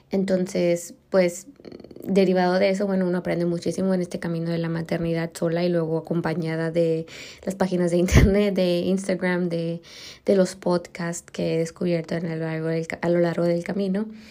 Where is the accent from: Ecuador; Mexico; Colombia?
Mexico; moved away; also born or lived in Germany; soy mexicana